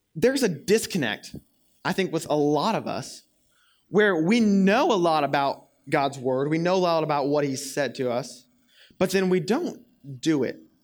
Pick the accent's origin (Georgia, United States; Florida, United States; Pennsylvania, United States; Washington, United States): Florida, United States; moved away; I'm from Florida, as I've told y'all many times before, and over summers when I was in high school in Florida